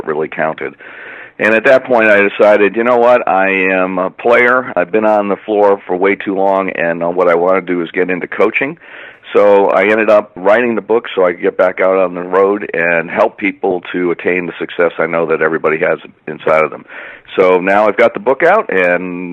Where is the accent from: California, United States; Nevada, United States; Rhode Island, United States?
Rhode Island, United States; moved away as an adult; also born or lived in Boston; Well, I grew up in Rhode Island, went to school in Boston